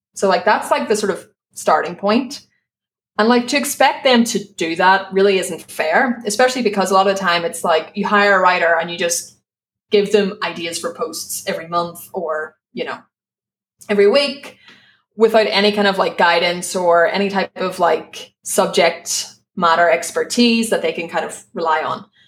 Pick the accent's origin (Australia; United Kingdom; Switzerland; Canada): United Kingdom; Belfast, Northern Ireland; accent: Belfast; moved away as an adult; now in Spain; my Belfast accent